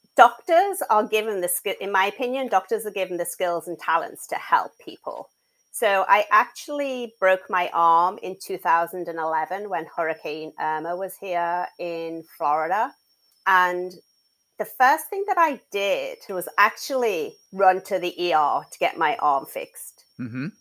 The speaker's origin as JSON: {"language": "English", "town": "Liverpool", "region": "North West England", "country": "United Kingdom", "moved": "as an adult", "lives_now": "United States"}